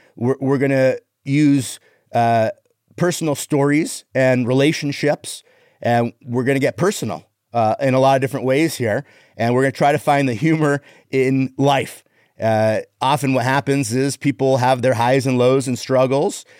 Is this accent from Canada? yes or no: yes; Canada; moved away; I'm Canadian